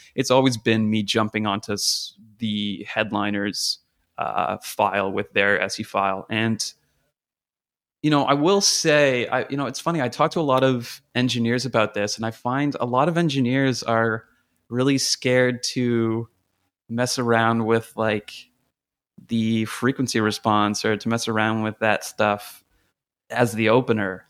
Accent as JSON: {"language": "English", "country": "Canada", "moved": "as an adult", "lives_now": "United States", "said": "I'm from Canada originally. Uh, kind of cut my teeth up there."}